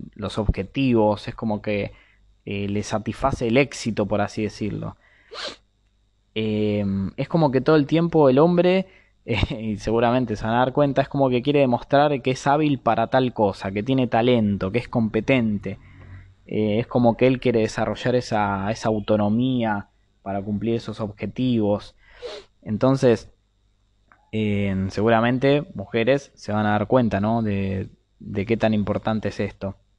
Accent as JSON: {"language": "Spanish", "country": "Argentina", "said": "soy de Argentina"}